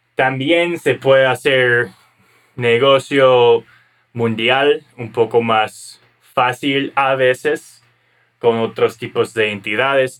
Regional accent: United States; Como estadounidense

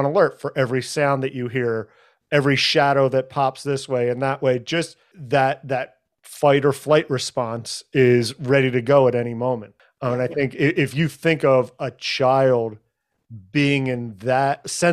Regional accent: Philadelphia, Pennsylvania, United States; I grew up in Philadelphia and I went to high school in Center City

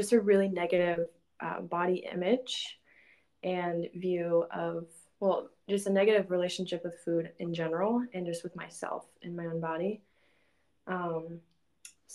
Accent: Houston, Texas, United States; moved away as an adult; now in Minnesota, United States; I'm from Texas, from Houston, Texas, but I have been living in Minnesota for the past 5 years because I moved up here for college.

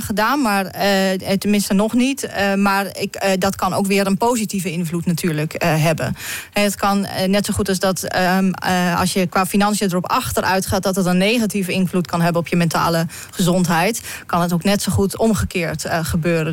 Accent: Netherlands

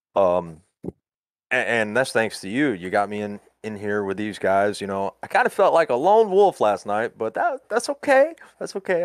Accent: Florida, United States; moved away as an adult; also born or lived in Wilmington, North Carolina / Laurel Park, North Carolina; now in Alabama, United States; I was born and raised in Florida

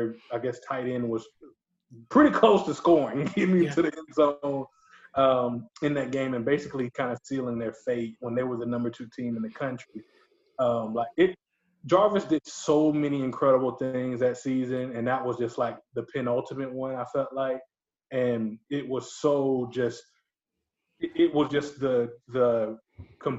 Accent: LaGrange, Georgia, United States; all my friends that I grew up with in LaGrange love Auburn for some reason, even though we live in Georgia.

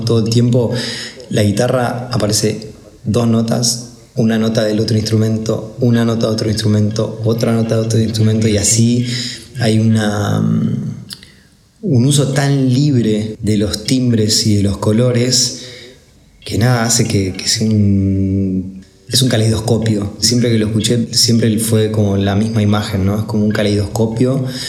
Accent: Buenos Aires, Argentina; soy un músico de Buenos Aires

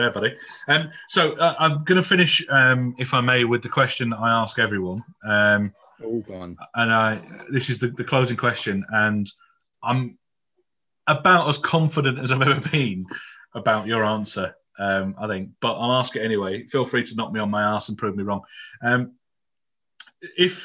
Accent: Yorkshire and the Humber, United Kingdom; I'm from Yorkshire

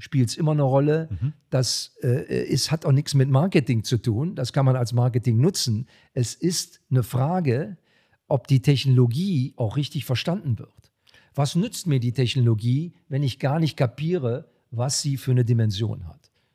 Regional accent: Germany; bei uns in Deutschland

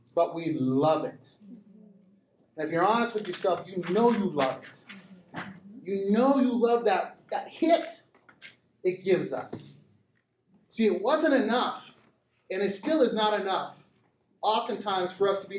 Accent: Montana, United States; I grew up in Montana, round guns, rural Montana.

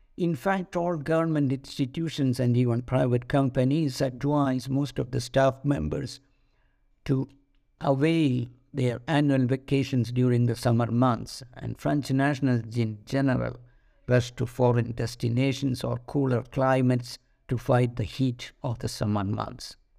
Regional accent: India; moved away as an adult; also born or lived in Paris, France; being an Indian national

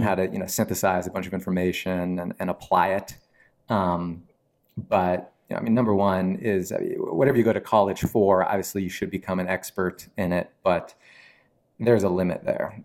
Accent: Mount Holly Springs, Pennsylvania, United States; also born or lived in Wilkes-Barre/Scranton, Pennsylvania / Nashville, Tennessee; family moved to South Central P A, um, like Carlisle, sort of near Harrisburg. I grew up in a little town called Mount Holly Springs

